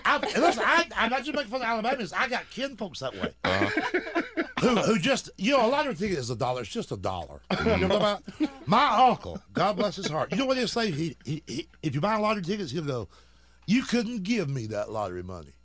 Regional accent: Georgia, United States; I'm from Georgia.

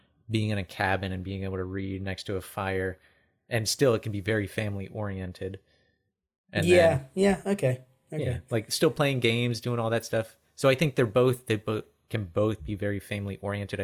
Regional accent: Eastern Pennsylvania, United States; I grew up in Eastern Pennsylvania

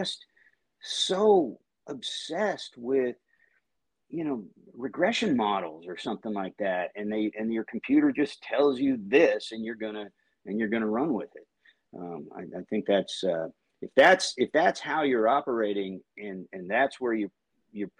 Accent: Seattle, Washington, United States; moved away as an adult; now in Chicago, United States; I'm from Seattle. I grew up with the Mariners long before Lou Piniella got there

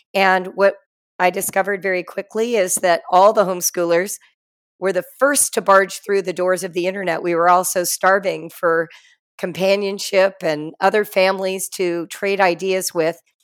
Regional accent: Los Angeles, California, United States; moved away as an adult; also born or lived in Morocco; I grew up in Los Angeles, California

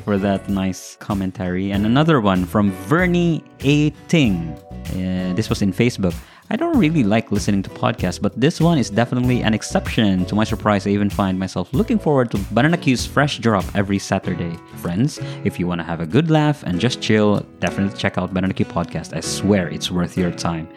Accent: Philippines; as Filipino, as a nation

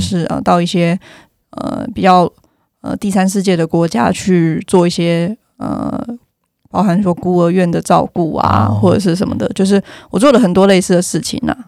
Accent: Yilan County, Taiwan; accent: Yilan accent; moved away as an adult; 因为我是宜兰人嘛

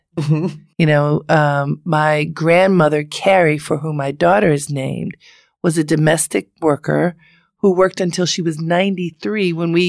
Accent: Baltimore, Maryland, United States; I'm from Baltimore, the middle of three girls.

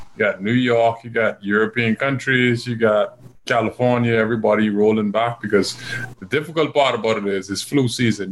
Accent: New Providence, Bahamas; I'm from New Providence

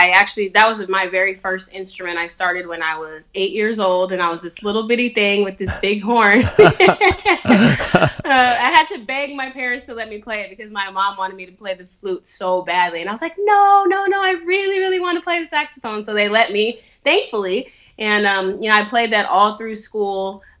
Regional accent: Sacramento, California, United States; now in Los Angeles, United States; I'm from Sacramento, but I live in Los Angeles now.

